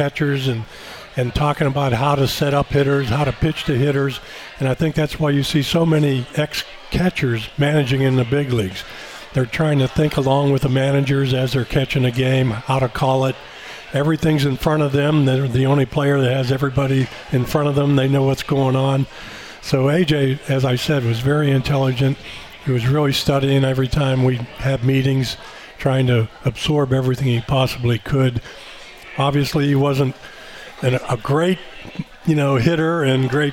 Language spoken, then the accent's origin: English; Pittsburgh, Pennsylvania, United States; I grew up, as you said, in Pittsburgh